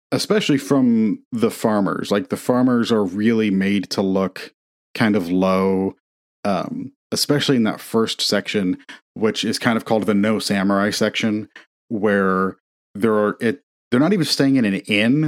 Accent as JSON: {"language": "English", "region": "Indiana", "country": "United States", "tie": "born or raised there", "said": "growing up in Indiana, we had an, a big fireplace"}